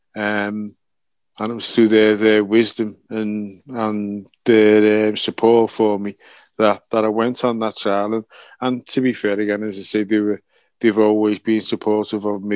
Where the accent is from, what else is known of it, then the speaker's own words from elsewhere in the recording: Liverpool, North West England, United Kingdom; my hometown club